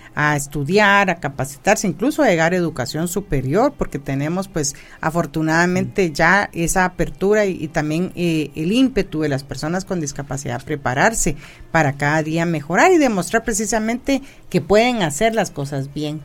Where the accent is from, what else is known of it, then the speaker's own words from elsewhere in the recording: Guatemala; como guatemaltecos